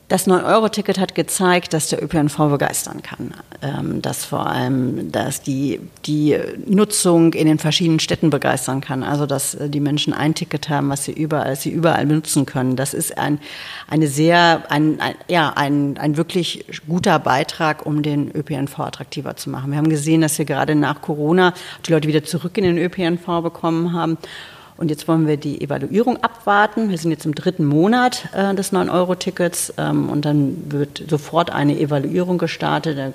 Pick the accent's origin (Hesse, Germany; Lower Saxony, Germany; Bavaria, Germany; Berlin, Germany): Berlin, Germany; dass man zum Beispiel als Berlinerin vielleicht auch mit dem ICE nach Hamburg fahren konnte